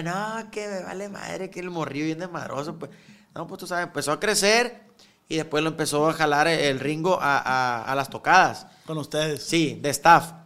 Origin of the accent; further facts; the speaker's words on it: Guamúchil, Sinaloa, Mexico; now in Culiacán, Mexico; Somos de Guamuchil todos, ¿ah? Pero pues yo ya tengo años viviendo aquí